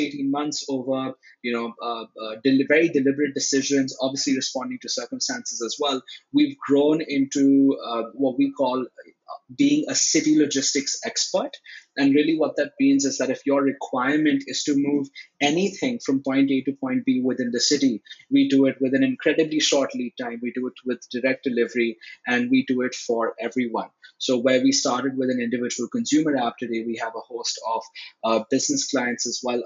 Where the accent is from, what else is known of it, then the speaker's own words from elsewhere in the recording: Delhi, India; We're from Delhi. We're originally from Delhi. Dad went to school here. I went to school here.